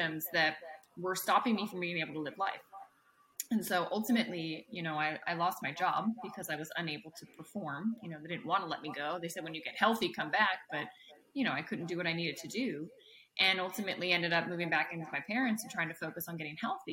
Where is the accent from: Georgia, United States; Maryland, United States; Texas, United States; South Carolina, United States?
Maryland, United States; also born or lived in Virginia; I grew up in Maryland.